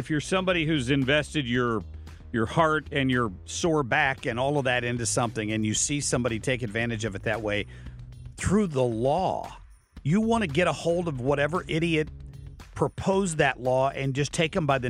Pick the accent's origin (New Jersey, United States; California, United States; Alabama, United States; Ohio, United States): Ohio, United States; moved away; This is back in my home state of Ohio.